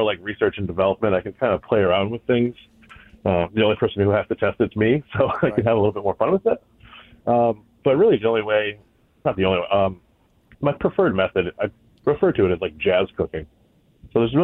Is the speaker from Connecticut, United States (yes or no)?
yes; the Valley, Connecticut, United States; I currently live in Avon, so I'm right down the road from work, which is nice. I've been here pretty much the Valley my whole life.